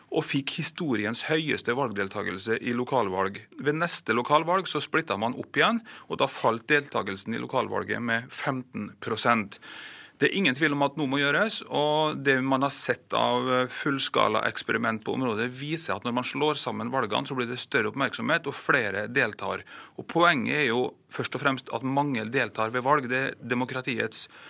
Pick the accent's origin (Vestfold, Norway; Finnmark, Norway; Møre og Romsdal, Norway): Møre og Romsdal, Norway; Kristiansund; I min hjemby Kristiansund her